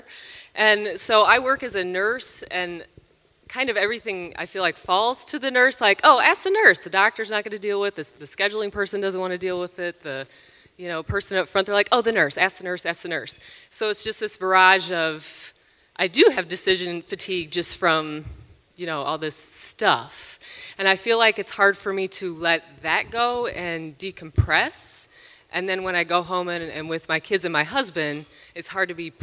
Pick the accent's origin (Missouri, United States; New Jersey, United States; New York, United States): Missouri, United States; Kansas City; I'm from Kansas City